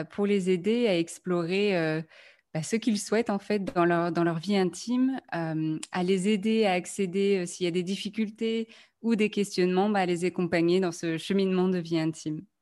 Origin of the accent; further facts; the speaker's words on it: France; now in Belgium; je suis française